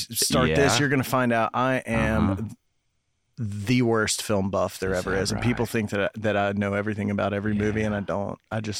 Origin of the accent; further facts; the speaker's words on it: Knoxville, Tennessee, United States; also born or lived in Cumberland Gap; I grew up in Knoxville.